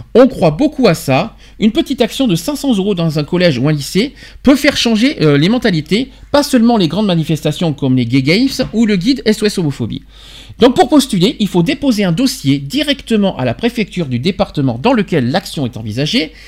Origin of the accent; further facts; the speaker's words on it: France; also born or lived in Alpes-de-Haute-Provence; chez nous en France, chez nous en France, chez nous dans le département du 04 alpes de provence